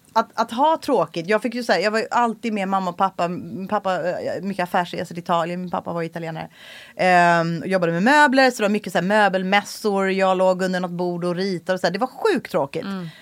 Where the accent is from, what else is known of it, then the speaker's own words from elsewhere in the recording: Stockholm County, Sweden; also born or lived in Los Angeles, United States; jag är uppvuxen i Solsidan